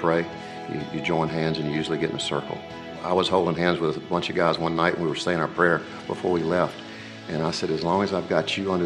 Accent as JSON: {"language": "English", "region": "the South", "country": "United States", "tie": "born or raised there", "said": "I grew up in the South"}